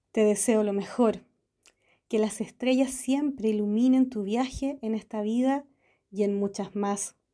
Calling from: Mar del Plata, Buenos Aires Province, Argentina; Hola a todos … Astrología, y quiero dejarles mis saludos y felicitaciones a todo el equipo del universo Te envuelve y uno muy especial a su conductora Lee por estos dos años al aire. Muchísimas felicitaciones, les envío un fuerte abrazo desde Mar del Plata.

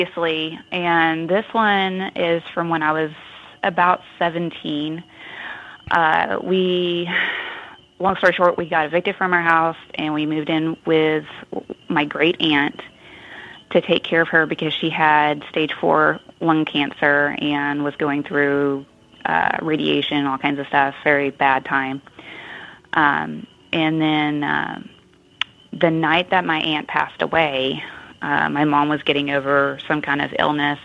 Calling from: Cumming, Georgia, United States; I'm calling from Cumming, Georgia

